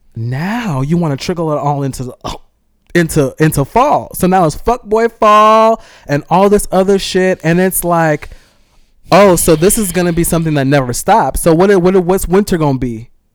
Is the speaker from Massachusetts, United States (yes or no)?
no; California, United States; I'm from California